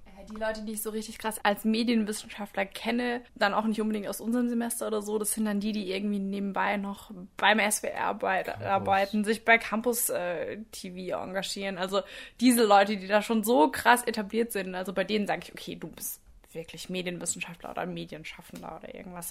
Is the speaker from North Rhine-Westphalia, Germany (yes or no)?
no; Southern Wine Route, Rhineland-Palatinate, Germany; moved away as an adult; now in Tübingen, Germany; von der südlichen Weinstraße, wo ich herkomme